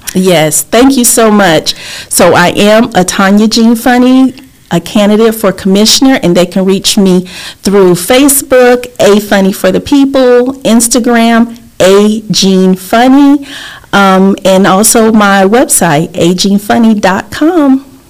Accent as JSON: {"language": "English", "town": "Lake City", "region": "Florida", "country": "United States", "tie": "born or raised there", "also_born_or_lived": "Port-au-Prince, Haiti / New York City", "accent": "southern", "said": "I was raised in Lake City, Florida."}